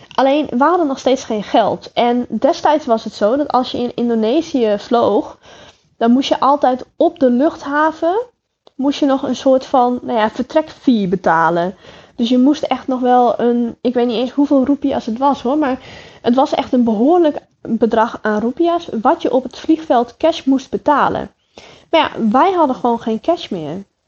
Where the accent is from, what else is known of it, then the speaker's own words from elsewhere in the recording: Netherlands; uit Holland